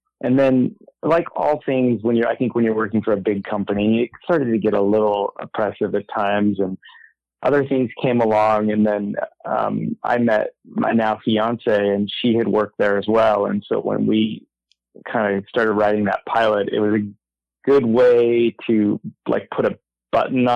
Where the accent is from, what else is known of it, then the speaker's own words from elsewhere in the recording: Southern California, United States; I grew up in Southern California